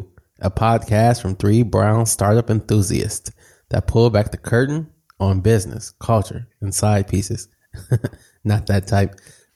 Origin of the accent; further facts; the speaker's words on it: Flint, Michigan, United States; I grew up in Flint, and … of Flint.